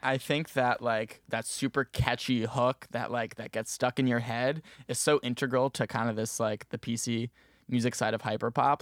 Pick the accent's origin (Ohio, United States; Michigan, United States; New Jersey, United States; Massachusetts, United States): New Jersey, United States; Maplewood; moved away as an adult; now in Syracuse, United States; I'm originally from Maplewood, New Jersey